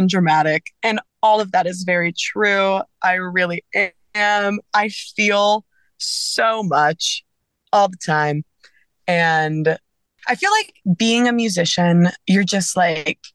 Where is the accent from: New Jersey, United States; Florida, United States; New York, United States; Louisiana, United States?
Louisiana, United States; South; I grew up in South Louisiana.